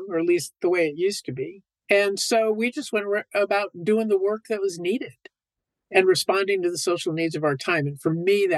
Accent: Long Beach, California, United States; I grew up in California, in Long Beach, Southern California, so I'm a California girl

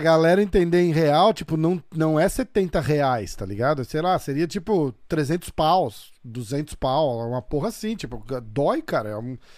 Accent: São Paulo, Brazil; now in New York, United States; Eu sou de São Paulo

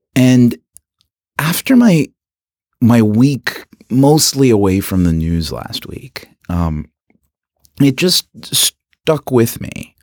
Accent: Philippines; now in Canada; I am an immigrant from the Philippines

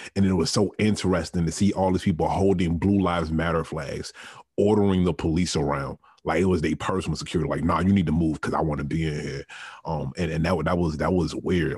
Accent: Richmond, Virginia, United States; growing up in Richmond, Virginia, the capital of the Confederacy

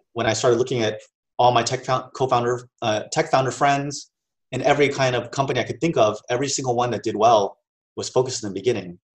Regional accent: United States; also born or lived in Hong Kong; growing up in the States

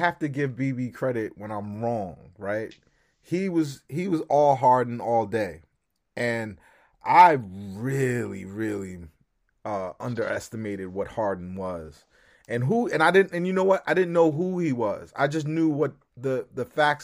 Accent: New York, United States; We're from New York

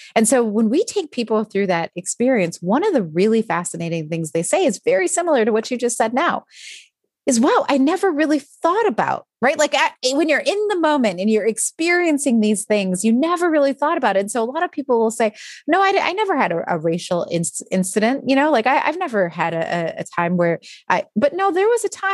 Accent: Midwest, United States; I'm from the Midwest

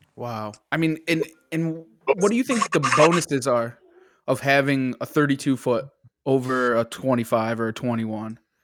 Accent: Connecticut, United States; I'm from Connecticut

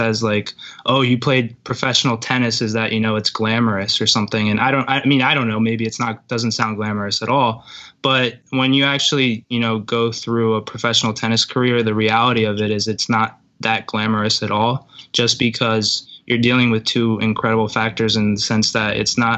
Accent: New Jersey, United States; also born or lived in St. Petersburg, Russia; I'm from St. Petersburg, but I'm pretty Americanized, obviously. I don't have an accent. I moved to New Jersey when I was 3

